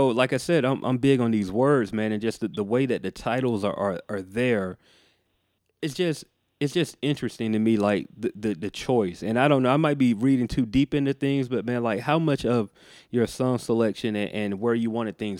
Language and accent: English; the Bible Belt, United States; Now, for me, man, growing up in the Bible Belt, like you, anybody say seance, it immediately kind of puts you on guard.